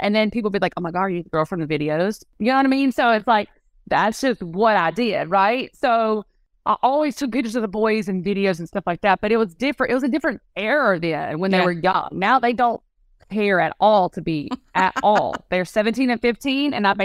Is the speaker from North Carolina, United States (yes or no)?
yes; North Carolina, United States; accent: country bumpkin; now in South Carolina, United States; I grew up in North Carolina and then I moved to South Carolina